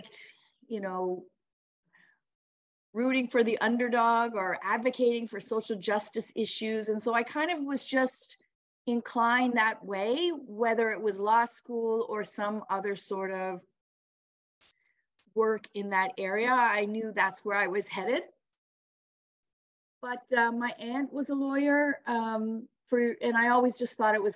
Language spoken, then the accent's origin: English; Ontario, Canada; moved away as an adult; now in St. John's, Canada; I'm originally from Ontario